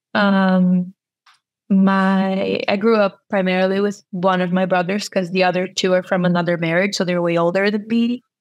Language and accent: English; São Paulo, Brazil; English is a second language; moved away as an adult; also born or lived in New York / North Carolina; I'm from uh, São Paulo, Brazil